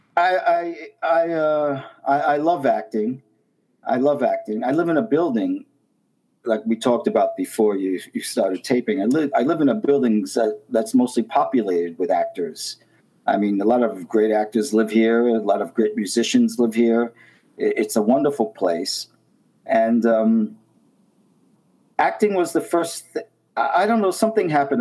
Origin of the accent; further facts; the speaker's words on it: New York City, New York, United States; I grew up in Brooklyn, Brooklyn, New York, Coney Island